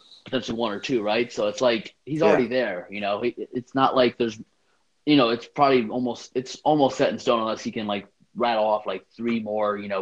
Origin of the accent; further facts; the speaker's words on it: Worcester, Massachusetts, United States; my hometown like Worcester